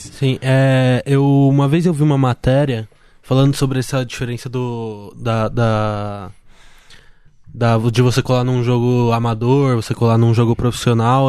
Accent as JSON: {"language": "Portuguese", "town": "Jundiaí", "region": "São Paulo", "country": "Brazil", "said": "eu sou da, de Jundiaí"}